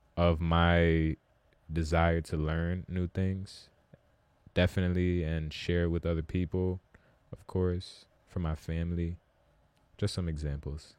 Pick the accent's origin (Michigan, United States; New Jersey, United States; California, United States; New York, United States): New Jersey, United States; Rosa Parks; I'm actually from Rosa Parks. Like, I lived most of my childhood there